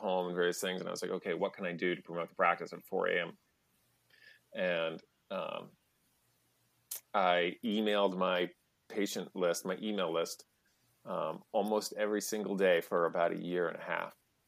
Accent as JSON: {"language": "English", "region": "New Hampshire", "country": "United States", "tie": "born or raised there", "also_born_or_lived": "outside Boston", "moved": "yes", "lives_now": "Melrose, Massachusetts, United States", "said": "I grew up in New Hampshire"}